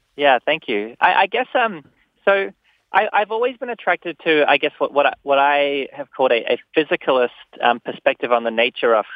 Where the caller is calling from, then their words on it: New York, United States; I'm calling from New York